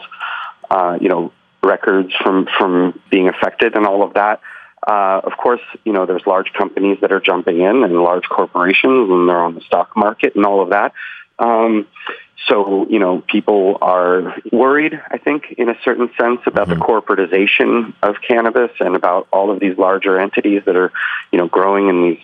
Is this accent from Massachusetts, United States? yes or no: yes; Boston, Massachusetts, United States; moved away as an adult; also born or lived in Leningrad (St. Petersburg), Russia / New York City, United States; I grew up in the Boston area and then moved to New York City around 1995, 96